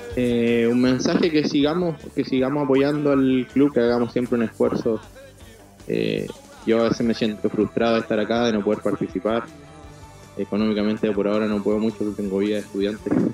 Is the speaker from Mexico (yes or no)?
no; Chile; moved away as an adult; now in Rosario, Argentina; en Chile estamos muy estructurados